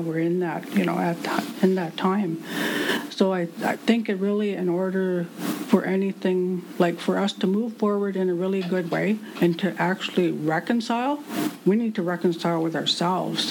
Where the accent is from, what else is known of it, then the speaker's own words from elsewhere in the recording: Walpole Island First Nation, Ontario, Canada; my hometown, which is Walpole Island First Nation or where the rivers divide